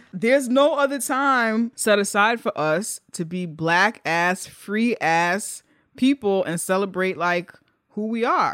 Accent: New York, United States; as a New Yorker, I'm not from Texas, as a New Yorker

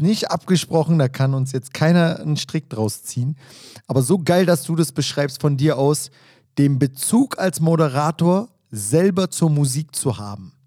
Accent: Berlin, Germany; Ich kam da rein als Berliner Junge

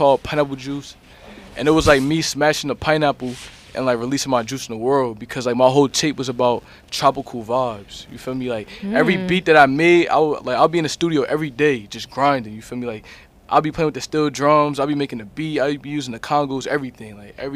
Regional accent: New Jersey, United States; I'm from Jersey. You know what I mean? That's my home

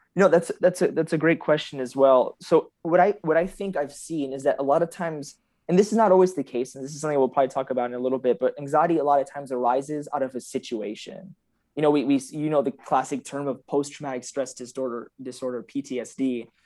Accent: San Antonio, Texas, United States; also born or lived in Michigan; So I claim San Antonio 'cause I moved here, uh, when I was eight, but I, I started in Michigan, funny enough. I grew up in Bethesda, but I moved when I was eight years old.

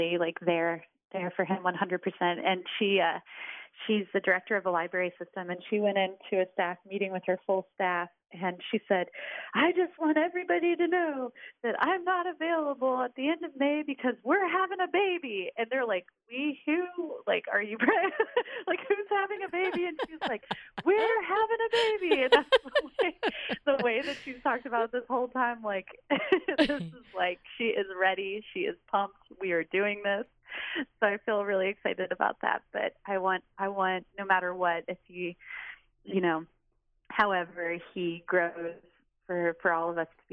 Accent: Richmond, Virginia, United States; moved away as an adult; now in Whitesburg, United States; I'm from Richmond, Virginia

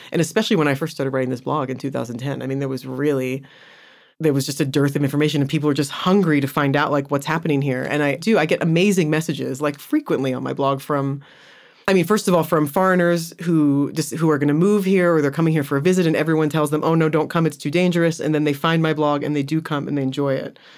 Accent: United States; moved away as an adult; now in Johannesburg, South Africa; I'm American

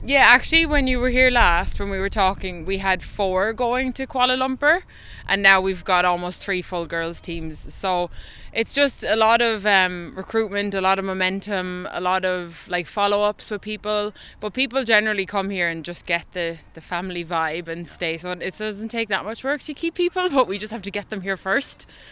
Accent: Ireland; now in Taiwan; as Irish people, we have our little words that we say

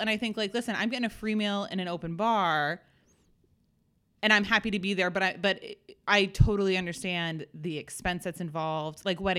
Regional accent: New England, United States; I'm from New England.

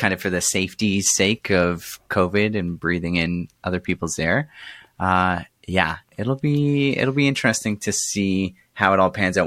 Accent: Canada; as a Canadian

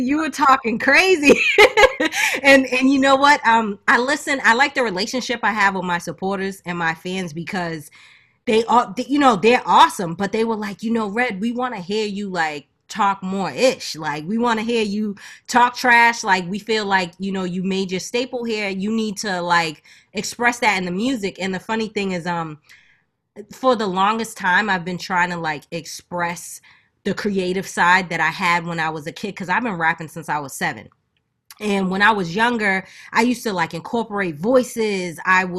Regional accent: Boston, Massachusetts, United States; also born or lived in Macon, Georgia; I was born and raised in Boston, but I also like had a big childhood down in Macon, Georgia as well. I moved around a lot, so like I consider myself a northern country girl.

